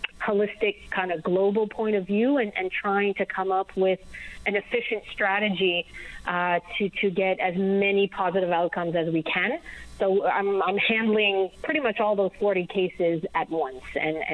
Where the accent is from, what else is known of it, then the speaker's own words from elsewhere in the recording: New Brunswick, Canada; I'm from New Brunswick